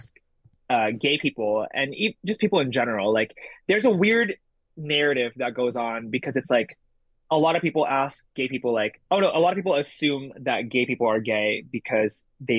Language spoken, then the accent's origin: English; San Gabriel, California, United States; English is a second language; also born or lived in Jakarta, Indonesia / Boston; I grew up in San Gabriel, California